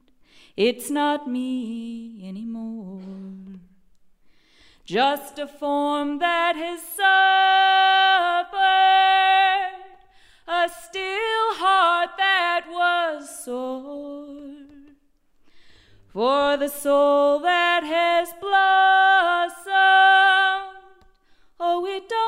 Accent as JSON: {"language": "English", "region": "California", "country": "United States", "tie": "born or raised there", "said": "when I was a little girl growing up in California, my parents were in bluegrass bands"}